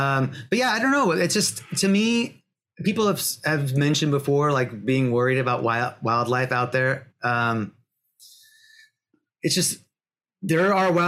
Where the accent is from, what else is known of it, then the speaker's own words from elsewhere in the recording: Pacific Northwest, United States; because I'm from the Pacific Northwest. I'm not used to the heat.